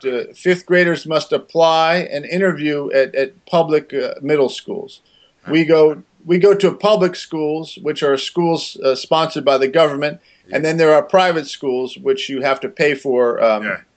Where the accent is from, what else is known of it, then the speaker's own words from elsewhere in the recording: Maryland, United States; moved away as an adult; also born or lived in Missouri; now in Brooklyn, New York, United States; I was born in Missouri uh-huh. and grew up in the state of Maryland